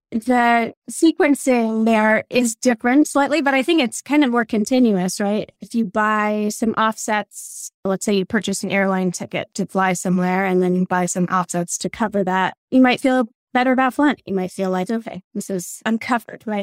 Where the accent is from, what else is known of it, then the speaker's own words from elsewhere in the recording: New York City, New York, United States; also born or lived in Colorado / Vermont; now in Hanover, United States; I actually grew up in New York City. I was born in Colorado, but we relocated to New York City